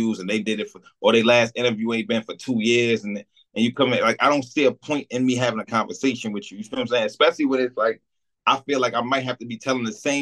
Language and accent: English; Jersey City, New Jersey, United States; I'm from Stegman Street in Jersey City.